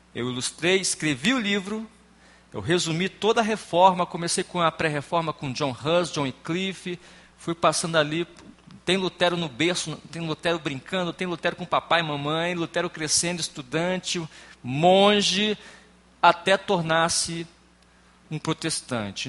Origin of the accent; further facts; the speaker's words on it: Espírito Santo, Brazil; sou do estado do Espírito Santo